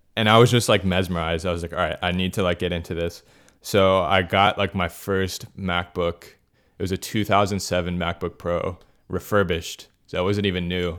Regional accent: Miami, Florida, United States; born and raised in Miami, that's where, like, I'm living right now

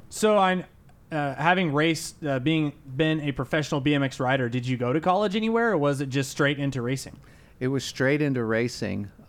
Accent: San Diego, California, United States; now in Rock Hill, United States; Originally, I'm from San Diego, California.

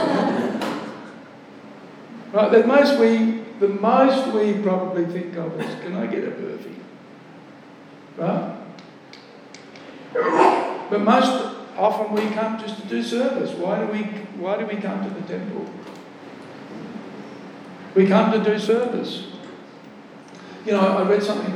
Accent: Australia; also born or lived in Melbourne / South Australia; From Australia

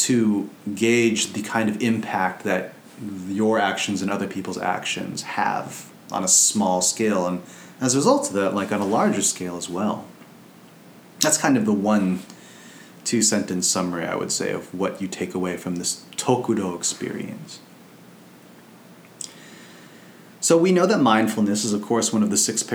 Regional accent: United States; as an American

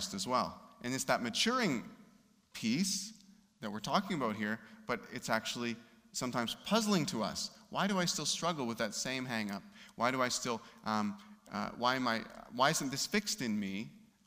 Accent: Canada; We grew up in Canada

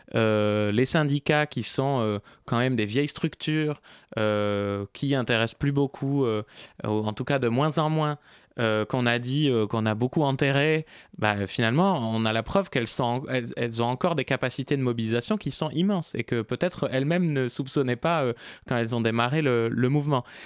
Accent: Basque Country, Nouvelle-Aquitaine, France; moved away as an adult; now in Paris, France; ça fait 12 ans que je suis à Paris, mais je suis du Pays Basque

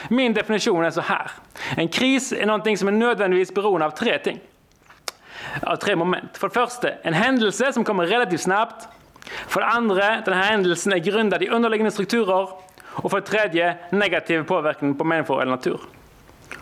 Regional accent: Norway; Swedish is a second language; Jag är alltså från Norge

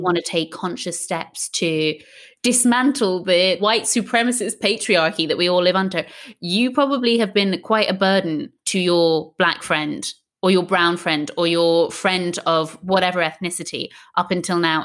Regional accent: Ireland; I grew up in Ireland.

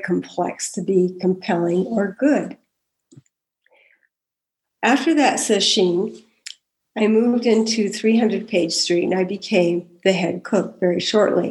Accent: Davis, California, United States; I was raised in the Central Valley of California in Davis

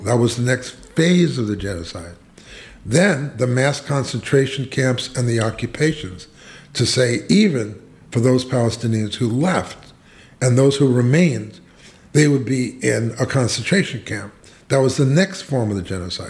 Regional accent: New York City, New York, United States; I'm a Jew from Brooklyn

